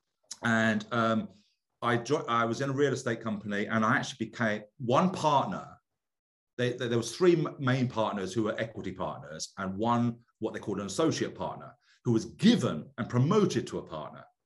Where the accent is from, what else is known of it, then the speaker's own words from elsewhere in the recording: United Kingdom; moved away as an adult; now in United States; I'm British